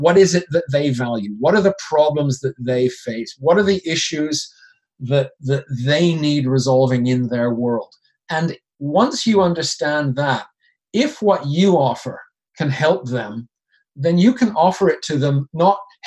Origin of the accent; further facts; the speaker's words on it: Canada; accent: Canadian; moved away as an adult; also born or lived in Switzerland; now in London, United Kingdom; I'm originally from Canada, hence the accent, although occasionally I get told people think I'm Irish